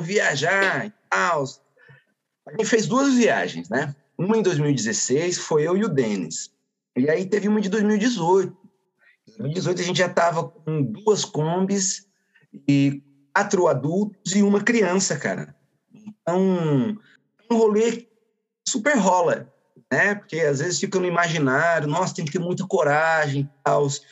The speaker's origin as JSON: {"language": "Portuguese", "town": "Iracemápolis", "region": "São Paulo", "country": "Brazil", "tie": "born or raised there", "said": "Somos aqui da pequenina Iracemápolis"}